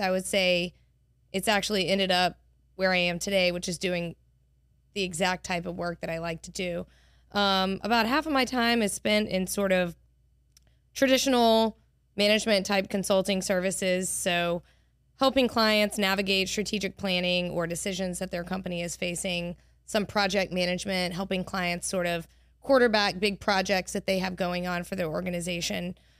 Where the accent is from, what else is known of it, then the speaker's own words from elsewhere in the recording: Monroe, Louisiana, United States; also born or lived in Cambridge, Massachusetts; now in Baton Rouge, United States; I grew up in Monroe